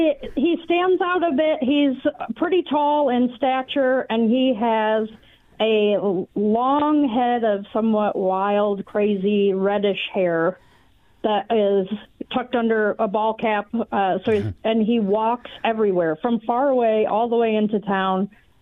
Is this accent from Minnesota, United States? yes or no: no; Kalamazoo, Michigan, United States; I'm a Kalamazoo girl.